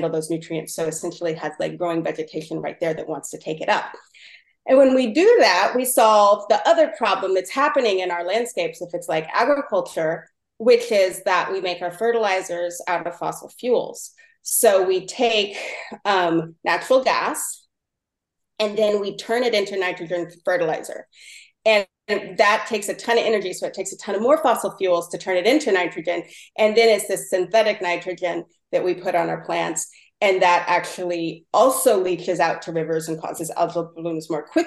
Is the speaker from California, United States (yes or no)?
yes; Mendocino County, California, United States; I'm from the coast of Mendocino County, Point Arena and Mendocino and stuff